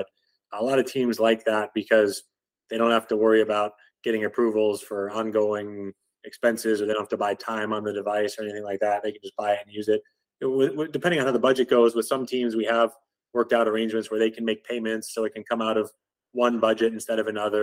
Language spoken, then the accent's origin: English; Chicago, Illinois, United States; now in Austin, United States; The Chicago Cubs, that was fun for me because that was my hometown team growing up there